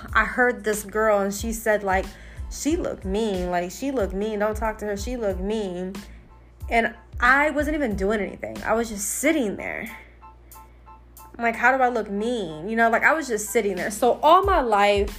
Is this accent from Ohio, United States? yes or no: yes; Ohio, United States; also born or lived in New York / Akron, Ohio; We moved to Ohio. I was probably preschool or something like